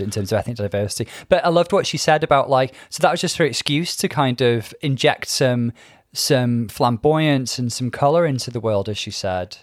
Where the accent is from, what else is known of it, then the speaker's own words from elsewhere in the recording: Bangor, Wales, United Kingdom; I grew up in Wales. I grew up in Bangor.